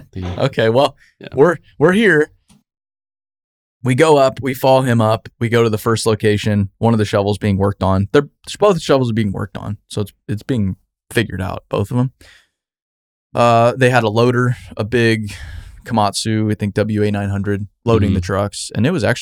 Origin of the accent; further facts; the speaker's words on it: Arizona, United States; I'm from Arizona.